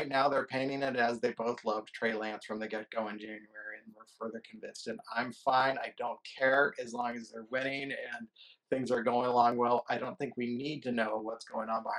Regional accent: Bay Area, California, United States; I grew up in the Bay Area

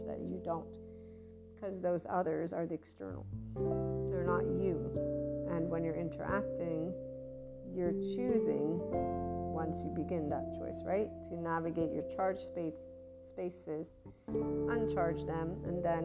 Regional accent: United States; also born or lived in Naples, Italy; I'm American, Italian, but Neapolitan, that lovely heart, Naples, Italy, my heart, my soul

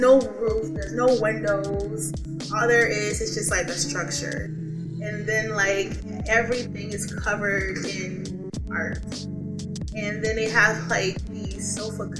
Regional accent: New Orleans, Louisiana, United States; I'm from New Orleans

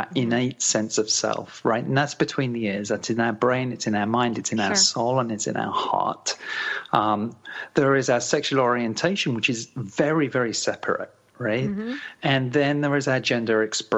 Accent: Canada; my hometown of Melton

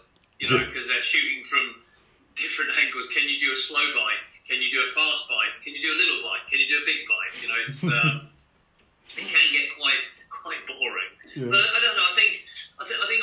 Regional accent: Cambridge, East of England, United Kingdom; born or raised there; also born or lived in Dundee, Scotland / Foxton

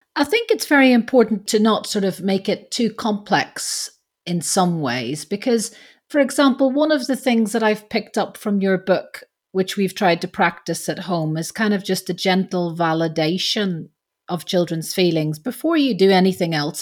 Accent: Belfast, Northern Ireland, United Kingdom; being Irish

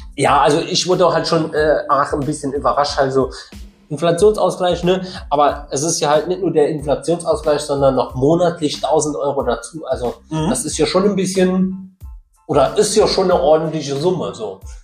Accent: Saarland, Germany; als Saarländer

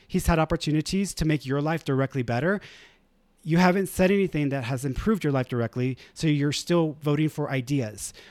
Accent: Houston, Texas, United States; I grew up in the East End

